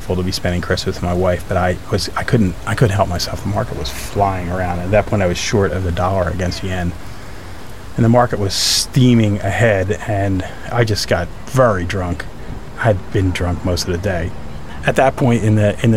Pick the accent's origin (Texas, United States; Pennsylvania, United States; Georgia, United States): Pennsylvania, United States; Bristol; I grew up in Bristol, Pennsylvania, which is part of Bucks County